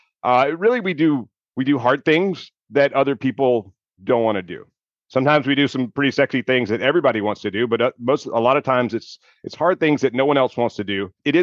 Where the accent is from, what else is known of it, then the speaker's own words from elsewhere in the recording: Mississippi, United States; I grew up in Mississippi